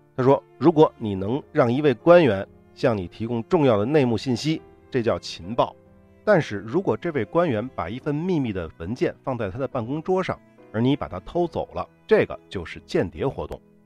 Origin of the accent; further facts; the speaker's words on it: China; 我们中国人啊，尤其咱们这一辈岁数稍微大一点儿的人